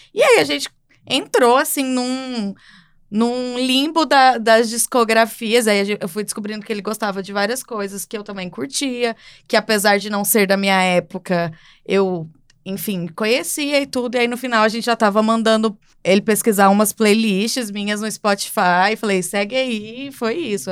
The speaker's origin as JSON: {"language": "Portuguese", "region": "Goiás", "country": "Brazil", "said": "Eu sou de Goiás"}